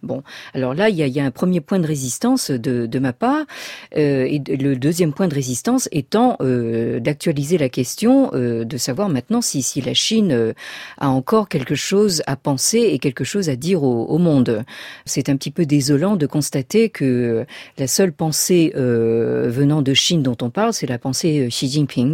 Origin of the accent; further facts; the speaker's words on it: France; je suis née dans la France de l'après-guerre